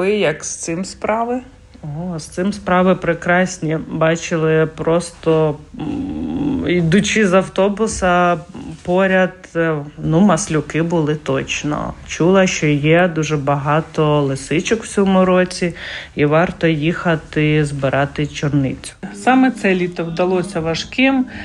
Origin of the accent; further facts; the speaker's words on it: Kyiv, Ukraine; moved away as an adult; now in Latvia; я з Києва.